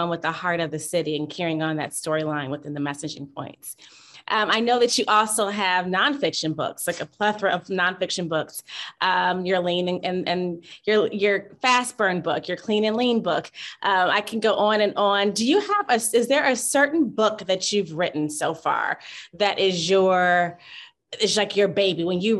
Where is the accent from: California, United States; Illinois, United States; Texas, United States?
Illinois, United States; Chicago; moved away; I'm from Chicago as well. I must tell you that. I'm born and raised.